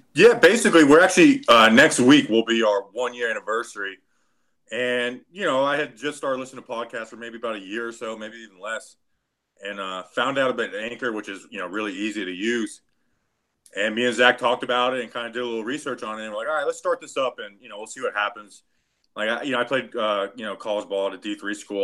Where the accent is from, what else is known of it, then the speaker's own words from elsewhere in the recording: Florida, United States; also born or lived in New Jersey; I grew up down here in Florida